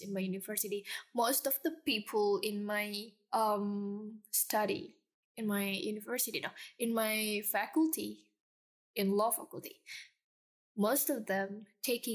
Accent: Jakarta, Indonesia; I'm that girl from Jakarta. Like, once you see me, you know I'm from Jakarta

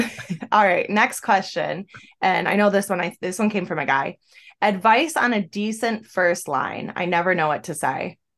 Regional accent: an hour and a half south of Buffalo, New York, United States; moved away as an adult; now in Florida, United States; I'm from an hour and a half south of Buffalo

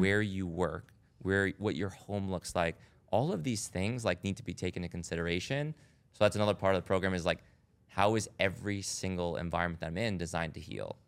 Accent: Rhode Island, United States; I grew up in Rhode Island

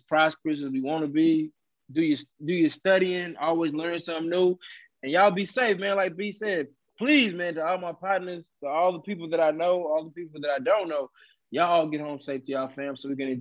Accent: Beaumont, Texas, United States; I'm from Beaumont

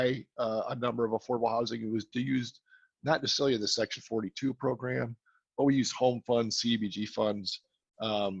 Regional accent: Milwaukee, Wisconsin, United States; moved away as an adult; also born or lived in Atlanta / Florida; now in Texas, United States; I'm from Wisconsin originally, in the Milwaukee area, and spent my first 30 years in Wisconsin

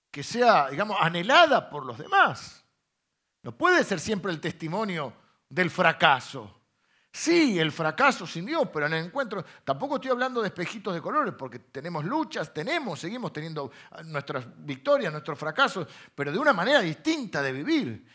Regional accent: Argentina; accent: Argentine; sos muy argentino

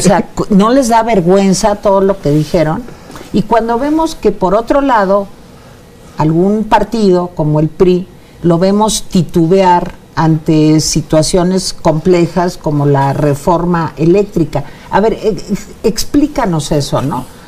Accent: Mexico

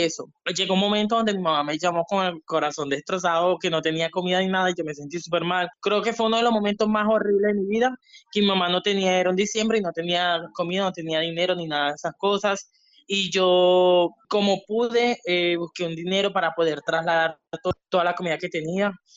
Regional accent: Cumaná, Sucre, Venezuela; moved away as an adult; also born or lived in San Cristóbal, Venezuela; now in Brazil; Soy de Cumaná, Estado Sucre. Crecí, como quien dice, en el mundo del deporte.

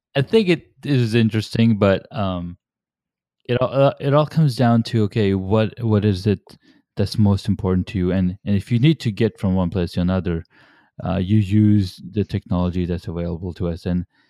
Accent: California, United States; moved away; growing up myself, I grew up in California

